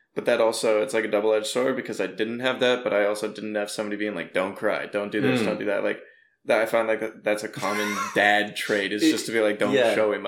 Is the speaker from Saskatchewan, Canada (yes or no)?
no; Brampton, Ontario, Canada; moved away as an adult; also born or lived in Toronto; now in Vancouver, Canada; I'm like near Brampton.